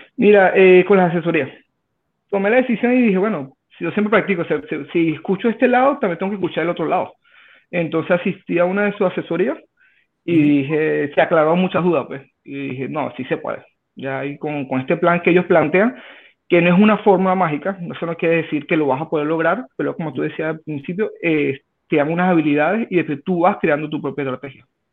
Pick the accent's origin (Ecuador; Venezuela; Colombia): Venezuela; moved away as an adult; now in Santiago, Chile; soy extranjero, soy de Venezuela, tengo 34 años, tengo ya 5 años en Chile